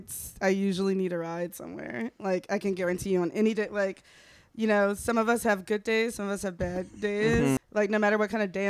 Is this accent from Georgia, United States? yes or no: no; Washington, District of Columbia, United States; moved away as an adult; also born or lived in New Orleans; I grew up in Washington D.C.